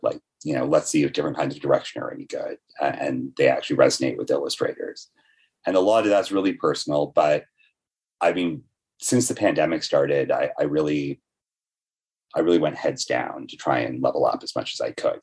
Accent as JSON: {"language": "English", "town": "Toronto", "region": "Ontario", "country": "Canada", "tie": "born or raised there", "also_born_or_lived": "Etobicoke / Brampton", "said": "I grew up bit in Etobicoke and then a bunch in Brampton. And now I live at Queen and Bathurst"}